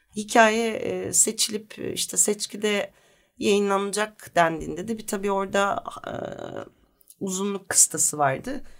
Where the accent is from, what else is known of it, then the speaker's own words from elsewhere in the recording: Bursa, Turkey; also born or lived in Leverkusen, Germany; Ama sonra Bursa'ya gelmişiz. Ben 4 yaşındayken falan Bursa'da büyüdüm. Bursalıyım